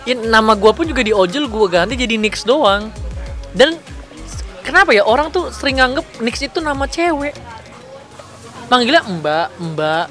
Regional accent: Serang, Banten, Indonesia; also born or lived in Jakarta / Medan (ancestry); gua tuh orang Medan, tapi lahir di Jakarta dan besar di Banten, kan. Dan gua belum pernah ke Medan

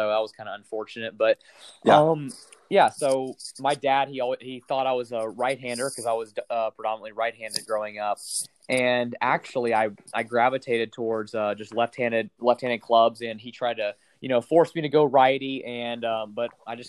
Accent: Norman, Oklahoma, United States; So I was born in Norman, Oklahoma, kind of full circle with University of Oklahoma. But so I was born in Norman

